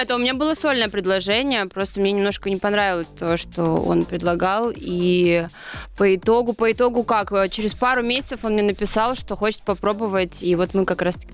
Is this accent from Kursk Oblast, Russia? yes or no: no; Krasnoyarsk, Krasnoyarsk Krai, Russia; А я из Сибири, Красноярск.